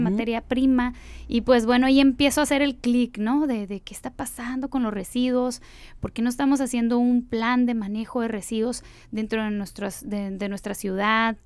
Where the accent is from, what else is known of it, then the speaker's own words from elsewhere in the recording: Mexicali, Baja California, Mexico; yo soy nacida en la Ciudad de México y bueno, a través de, mi familia llegué aquí y me establecí, estudié toda mi primaria, aquí